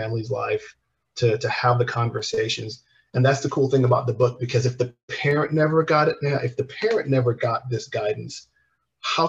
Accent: Antigua & Barbuda; I'm from the Caribbean. We're from Antigua

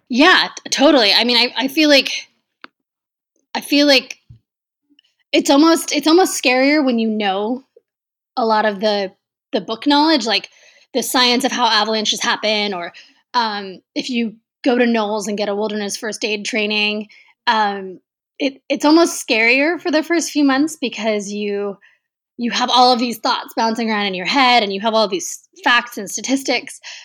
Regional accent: Texas, United States; I grew up in Texas

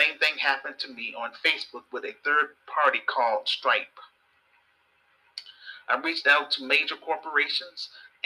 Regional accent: Chicago, Illinois, United States; This film is about my experience growing up in Chicago. I am a Chicago native.

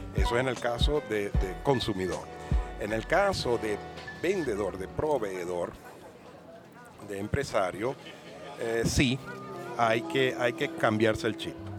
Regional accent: Venezuela; now in Spain; una cosa que es rica que se come en mi país, cachito de jamón

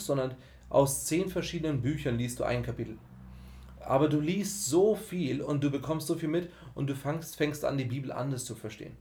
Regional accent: Germany; so hochqualifizierte Deutsche, wir sind aus dem Westen

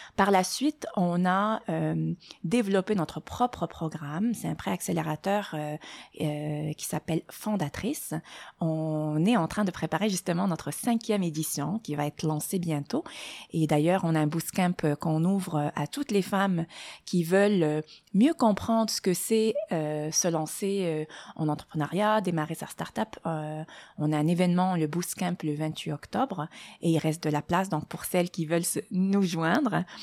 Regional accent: Morocco; moved away as an adult; also born or lived in France / Germany; now in Montreal, Canada; je suis née euh, au Maroc. Euh, j'y ai, vécu mes premières 20 années.

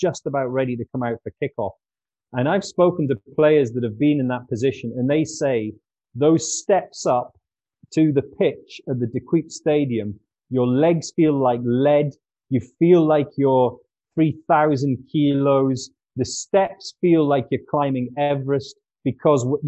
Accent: Newcastle upon Tyne, North East England, United Kingdom; my hometown club, Newcastle United

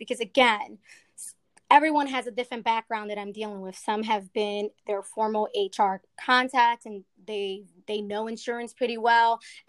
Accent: Philadelphia, Pennsylvania, United States; North Philly.

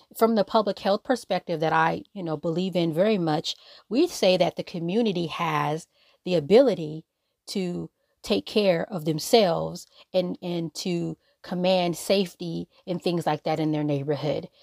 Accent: Los Angeles, California, United States; I'm from South Central Los Angeles. I literally live down the street from where Nipsey Hussle was killed on Crenshawn Slauson.

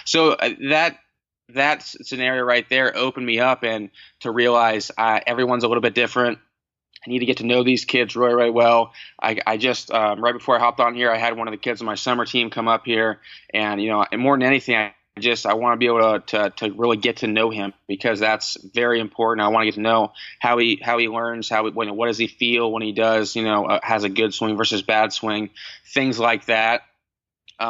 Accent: Cincinnati, Ohio, United States; growing up in Cincinnati, I was a Reds fan

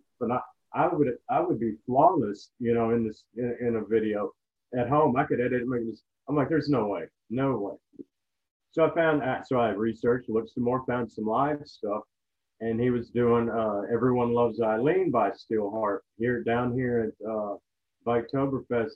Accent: United States; we're American

